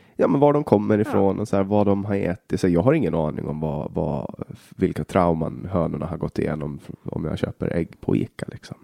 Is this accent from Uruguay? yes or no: no; Åland Islands; Hemma på Åland